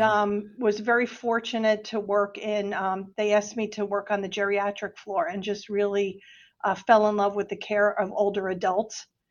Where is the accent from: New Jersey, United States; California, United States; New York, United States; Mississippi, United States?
New Jersey, United States; moved away as an adult; also born or lived in Delaware / Washington, D.C. / Pennsylvania; Jersey, I'm a Jersey girl. I'm originally from New Jersey